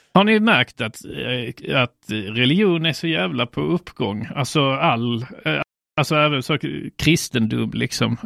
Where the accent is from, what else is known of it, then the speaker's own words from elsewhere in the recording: Sweden; infödda kristna svenskar. Ja. För det är det jag, kan, det är, det jag är själv